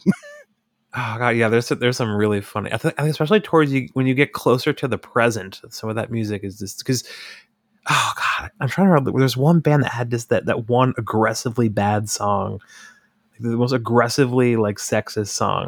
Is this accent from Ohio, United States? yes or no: no; Hudson Valley, New York, United States; I grew up in the Hudson Valley